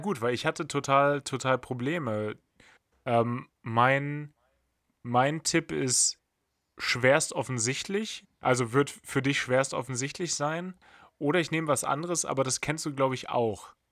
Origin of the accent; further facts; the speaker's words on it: Bad Pyrmont, Lower Saxony, Germany; da wurde bei mir aus, aus Bad Pyrmont auch mal ganz schnell Hamburg